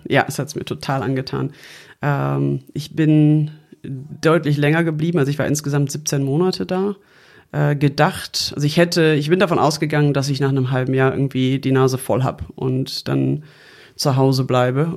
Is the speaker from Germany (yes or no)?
yes; Germany; jemand, der hier geboren und aufgewachsen ist in Deutschland, in Europa